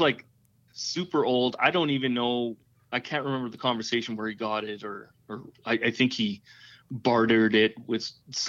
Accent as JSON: {"language": "English", "town": "Calgary", "region": "Alberta", "country": "Canada", "said": "So, yeah, I'm from Western Canada."}